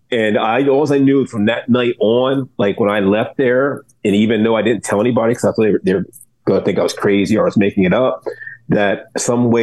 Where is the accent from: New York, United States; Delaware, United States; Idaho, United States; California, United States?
Delaware, United States; I'm from Delaware, Ohio